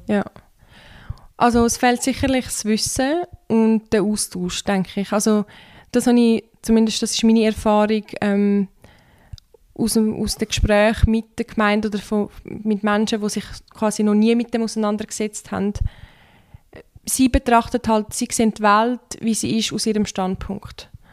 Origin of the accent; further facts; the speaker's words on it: Turkey; now in Switzerland; ich bin ja ursprünglich aus der Türkei. Und dort liest man das schon in der Schule